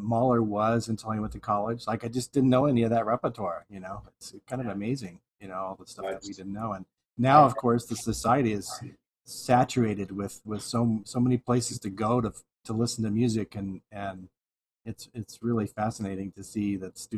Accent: Houston, Texas, United States; moved away; I grew up in Houston originally

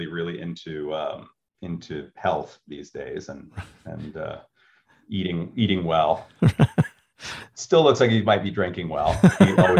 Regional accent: Chicago, Illinois, United States; moved away as an adult; now in Los Angeles, United States; I'm a Chicagoan.

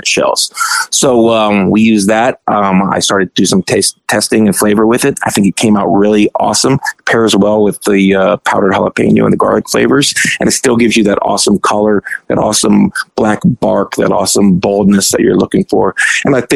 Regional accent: Arizona, United States; I'm from Arizona

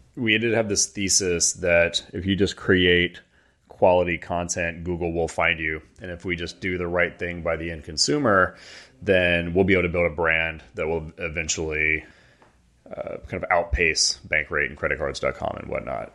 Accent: Atlanta, Georgia, United States; moved away as an adult; We grew up in Atlanta

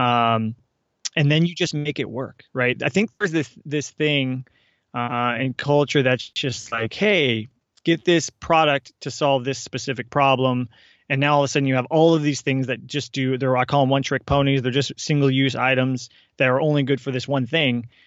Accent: Seattle, Washington, United States; moved away as an adult; we're from the Seattle area

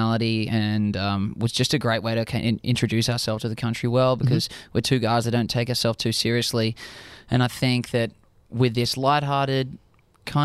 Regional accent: Australia; accent: Australian; moved away as an adult; now in United States; I'm from Australia.

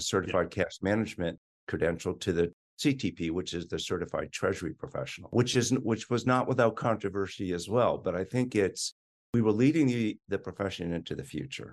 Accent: Boston, Massachusetts, United States; moved away as an adult; also born or lived in Washington, D.C.; I am a Bostonian. I had every intention of going back to Boston

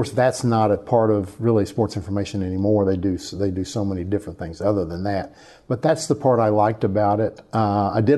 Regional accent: Hobart, Oklahoma, United States; moved away; also born or lived in New Hampshire; my hometown, town of 4,000, called Hobart, Oklahoma

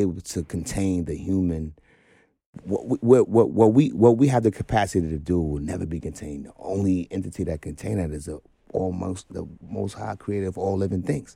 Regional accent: New York City, New York, United States; I grew up in Brownsville

